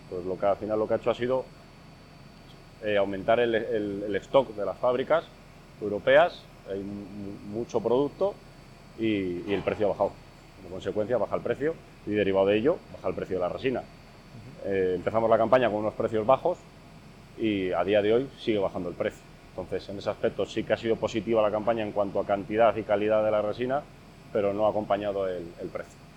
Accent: Castile and León, Spain; nuestra tierra, aquí en Castilla y León

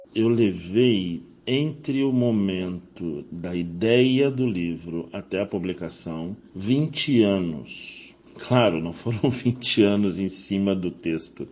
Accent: Rio de Janeiro, Brazil; moved away as an adult; also born or lived in Rio Grande, Rio Grande do Sul / Barra Bonita, São Paulo / São Paulo / Brasília; now in Florianópolis, Brazil; Eu sou carioca de nascimento, mas deixei o Rio de Janeiro aos 23 anos por questões profissionais

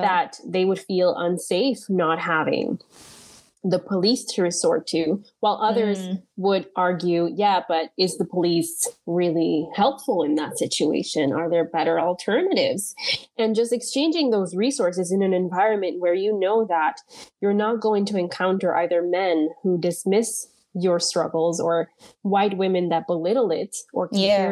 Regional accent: Caribbean Netherlands; moved away as an adult; now in Netherlands; I was born on Bonaire to Dominican parents

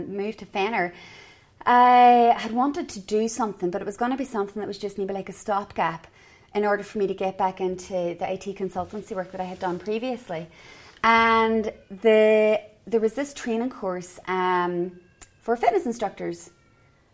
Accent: Derry, Northern Ireland, United Kingdom; moved away as an adult; also born or lived in Edinburgh, Scotland; now in Fenor, Ireland; I'm originally from Derry in Northern Ireland.

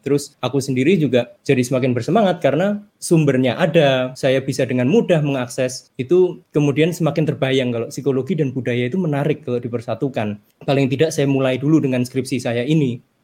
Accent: Java, Indonesia; now in Yogyakarta, Indonesia; Identitas budaya pertama-tama tentunya saya sebagai orang Jawa

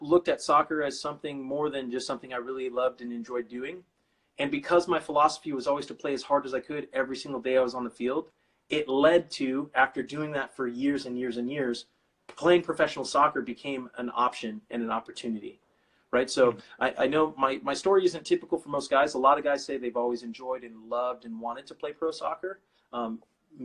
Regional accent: Bakersfield, California, United States; I was born and raised in Bakersfield

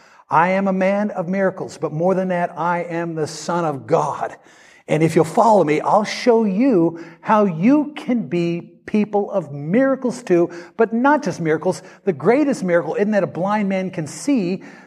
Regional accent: Kansas, United States; now in Mississippi, United States; I come from Kansas, but we have harvest here in Mississippi.

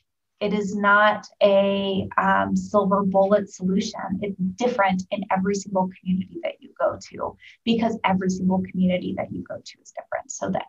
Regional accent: Oregon, United States; now in Indiana, United States; So for example, I'm from Oregon, and I've lived all over the country. I moved to the Midwest. I moved to Indiana because of my job.

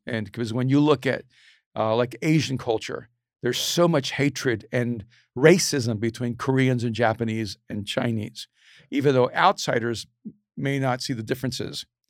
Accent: El Salvador; I'm from El Salvador

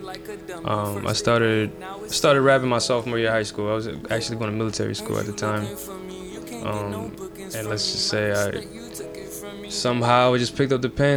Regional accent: New York City, New York, United States; now in New Jersey, United States; I'm from New York

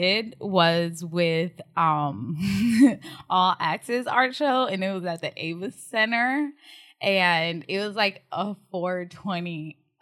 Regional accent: Newark, New Jersey, United States; accent: Jersey; moved away as an adult; now in Texas, United States; I'm from New Jersey, if you can't tell by my Jersey accent

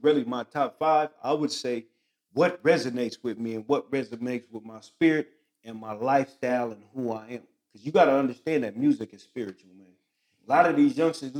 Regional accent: San Bernardino, California, United States; I'm from San Bernardino

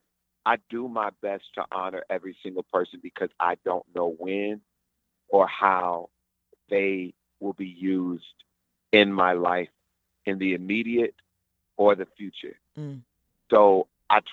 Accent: Houston, Texas, United States; moved away; Houston, my hometown

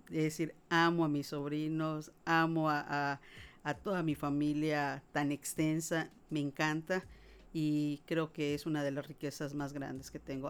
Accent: Mérida, Yucatán, Mexico; nací en Mérida, Yucatán y provengo de una familia muy extensa

